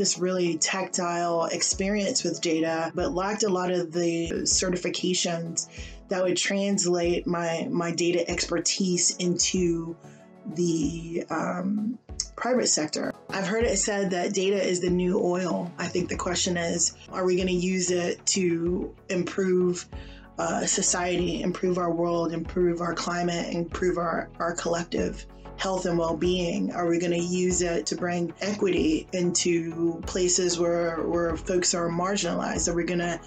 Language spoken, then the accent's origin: English; New York City, New York, United States; moved away; also born or lived in Texas / Oklahoma; I'm a kid from Brooklyn who would eventually move to Texas, attend the University of Oklahoma, and then spend the next 20 years in the United